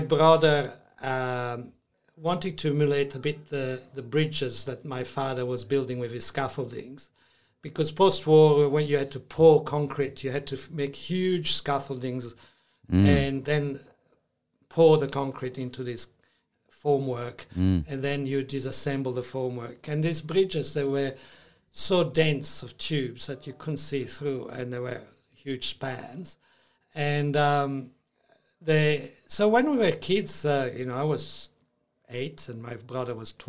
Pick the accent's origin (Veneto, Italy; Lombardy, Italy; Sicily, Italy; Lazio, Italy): Lombardy, Italy; Milan; also born or lived in Switzerland / New York; now in Australia; I grew up in Milano